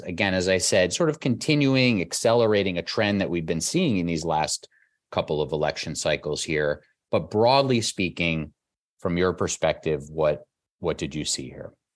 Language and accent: English; New York City, New York, United States; I grew up in the Whitestone and Flushing area